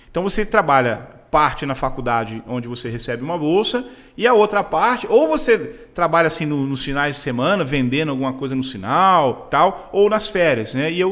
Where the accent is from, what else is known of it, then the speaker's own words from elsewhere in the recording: Rio de Janeiro, Brazil; hoje tem duas palavras que eu não falo na mesma frase, que eu sou carioca e advogado.